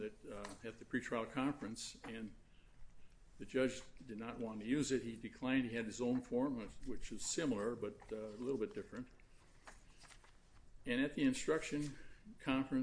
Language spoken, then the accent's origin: English; Streator, Illinois, United States; my hometown of Streeter